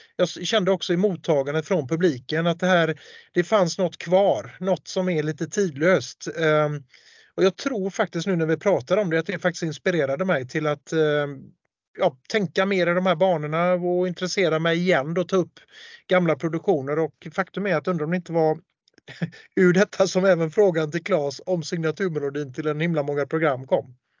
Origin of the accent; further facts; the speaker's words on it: Gothenburg, Västra Götaland, Sweden; Jag är ju göteborgare